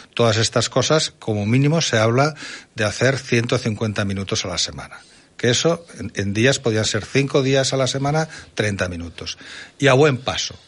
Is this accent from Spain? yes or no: yes; Zaragoza, Aragon, Spain; yo que soy de Zaragoza